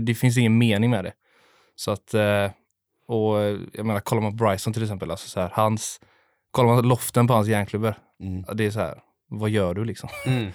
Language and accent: Swedish; Gothenburg, Västra Götaland, Sweden; jag är också uppvuxen på Delsjön